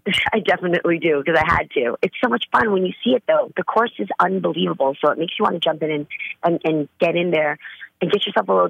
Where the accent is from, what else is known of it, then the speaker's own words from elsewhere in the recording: California, United States; I'm the girl from the Bay, man. I bring it.